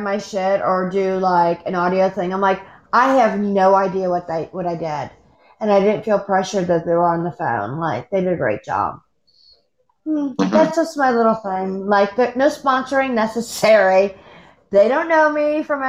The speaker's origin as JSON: {"language": "English", "country": "United States", "said": "I'm American"}